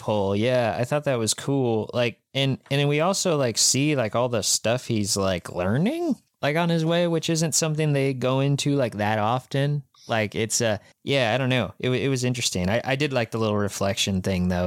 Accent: Kansas, United States; We are from Kansas

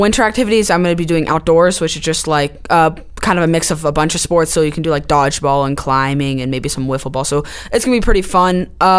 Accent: Chattanooga, Tennessee, United States; I'm in the 8th grade at Macaulay. I'm from Chattanooga, obviously.

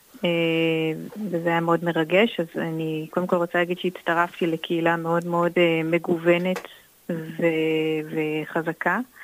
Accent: Jordan Valley, Northern District, Israel; moved away as an adult; also born or lived in Haifa; אני גדלתי בעמק הירדן, שהוא מקום מאוד מאוד נקי ופסטורלי

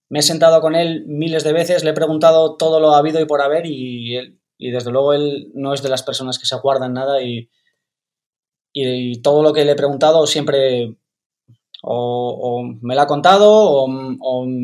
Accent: Canary Islands, Spain; also born or lived in Burgos; Pues yo nací, nací en Burgos, y nada, cuando, cuando era bastante pequeño mi, mi, familia se mudó a Canarias y allí empecé a patinar.

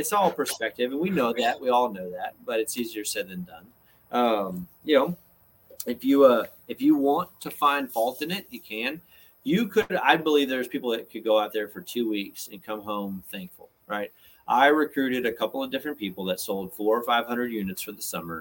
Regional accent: Georgia, United States; I'm from Georgia

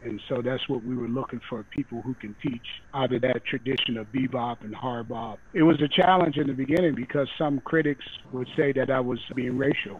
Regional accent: Detroit, Michigan, United States; growing up in Detroit, you know, I grew up in a segregated city. And at that time, it was the most segregated city in North America.

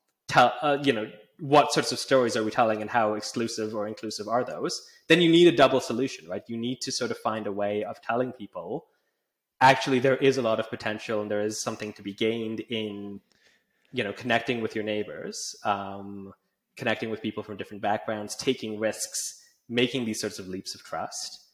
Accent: Calgary, Alberta, Canada; moved away as an adult; now in United Kingdom; I grew up in Calgary in Canada

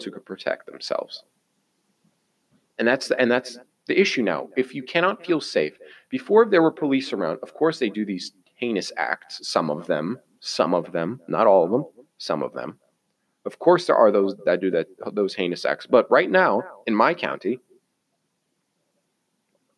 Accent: United States; I am American.

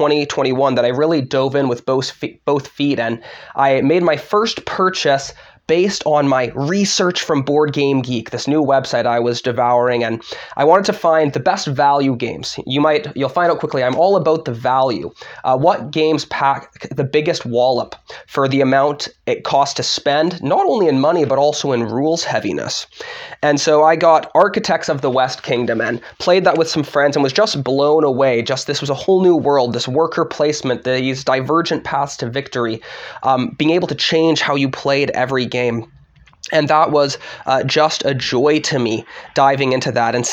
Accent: Vancouver, British Columbia, Canada; moved away as an adult; now in Michigan, United States; I'm originally from Vancouver, Canada. I came here for seminary

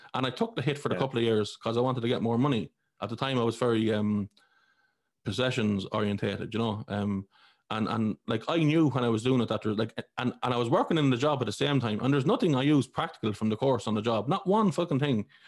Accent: Ireland; I grew up in Ireland, I was a Catholic.

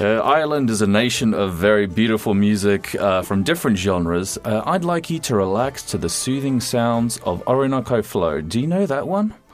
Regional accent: Australia; now in Poznań, Poland; I am Australian i jestem z Poznania

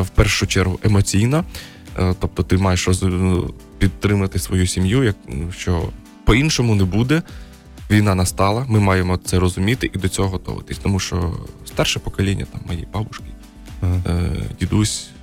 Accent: Kharkiv, Kharkiv Oblast, Ukraine; moved away; also born or lived in China; я харків'янин, повертаюсь до Харкова

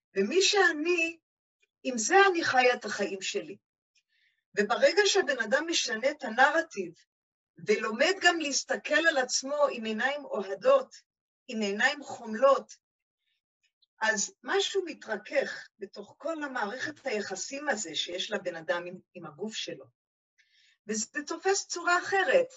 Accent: Jerusalem, Jerusalem District, Israel; אני ירושלמית

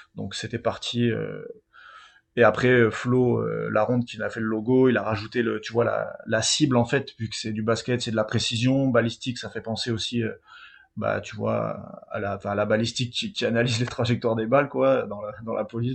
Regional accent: south-west France, France; on vient du Sud-Ouest

